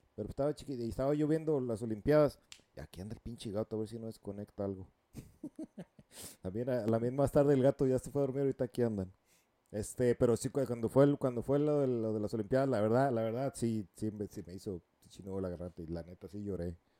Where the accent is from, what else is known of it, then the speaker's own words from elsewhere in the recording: Mexico; moved away as an adult; also born or lived in California, United States / Costa Rica (mother's origin); now in United States; yo nací en el estado en California, pero vivía allá en México la mayoría pues, de, de, niño y mi adolescencia. Ya me, me, regresé para acá como a los 20